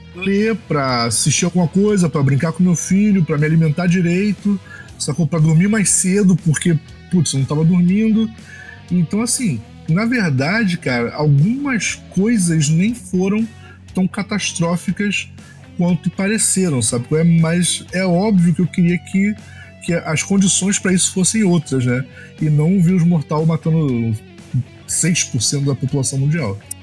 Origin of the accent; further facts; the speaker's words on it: Baixada Fluminense, Rio de Janeiro, Brazil; Eu sou da Baixada, eu, eu, eu moro aqui em Milópolis